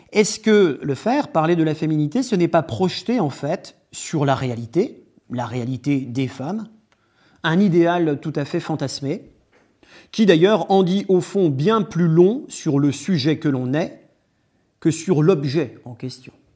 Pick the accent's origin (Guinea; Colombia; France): France; also born or lived in Louvain-la-Neuve, Belgium; Je suis français